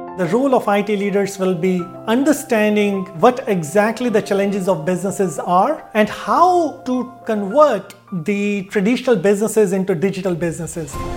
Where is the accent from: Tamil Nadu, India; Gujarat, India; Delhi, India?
Delhi, India; moved away as an adult; also born or lived in Varanasi, India / Pune, India / Melbourne, Australia / United Kingdom; I grew up in Delhi